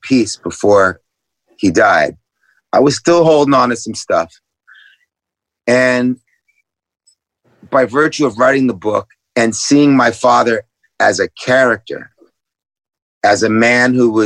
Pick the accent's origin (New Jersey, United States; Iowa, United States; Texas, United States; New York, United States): New York, United States; New York City; growing up in New York City in the 70s with my parents